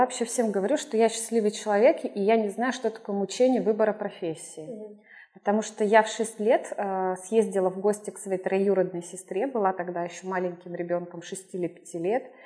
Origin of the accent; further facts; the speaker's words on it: Urals, Russia; moved away as an adult; also born or lived in Perm / Saint Petersburg; now in Brazil; я сама, а, с Урала